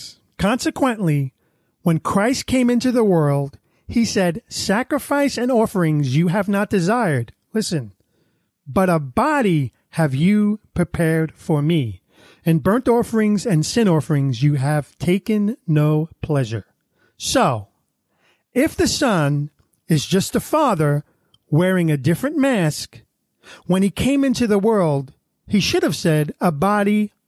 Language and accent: English; New York City, New York, United States; accent: Brooklyn; Half Irish, you're half Italian, Irish. So I'm from Brooklyn, so you get the Brooklyn accent.